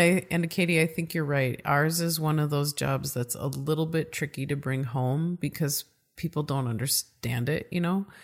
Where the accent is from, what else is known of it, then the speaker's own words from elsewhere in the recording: Midwest, United States; accent: Midwest; my Midwest accent